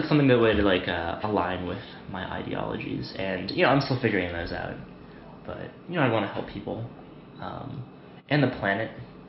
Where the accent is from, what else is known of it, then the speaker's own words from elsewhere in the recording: Utah, United States; So I grew up in Utah